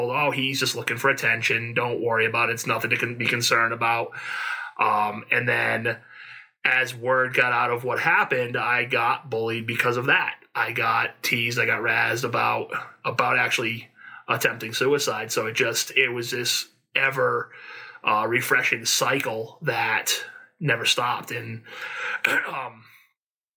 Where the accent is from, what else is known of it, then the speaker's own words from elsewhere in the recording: Warwick, Rhode Island, United States; I grew up in Warwick, Rhode Island, back in the in the mid 80s into the 90s.